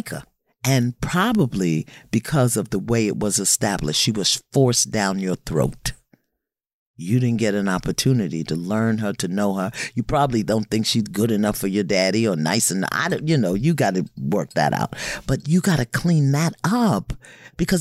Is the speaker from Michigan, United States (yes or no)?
no; New York City, New York, United States; I come from Brooklyn